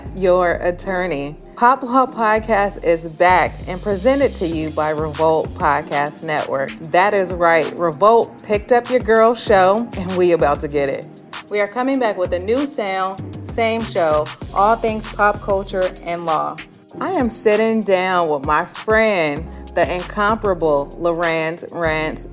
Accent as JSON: {"language": "English", "area": "the Bay Area", "region": "California", "country": "United States", "said": "I'm from the Bay"}